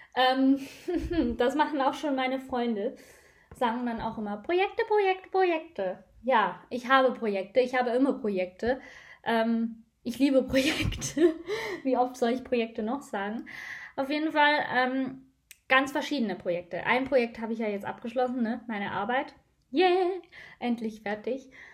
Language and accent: German; Switzerland; Bei uns in der Schweiz